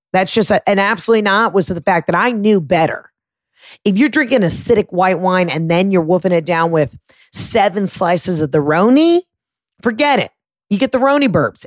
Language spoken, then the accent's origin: English; Atlanta, Georgia, United States; my home state, my home city, Atlanta, Georgia